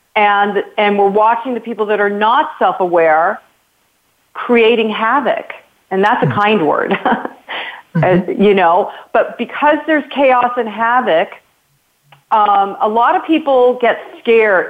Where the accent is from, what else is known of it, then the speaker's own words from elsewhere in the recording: United States; me as an American